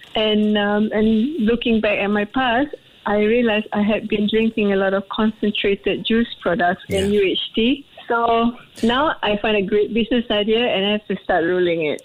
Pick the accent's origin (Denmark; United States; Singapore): Singapore; I'm a Singaporean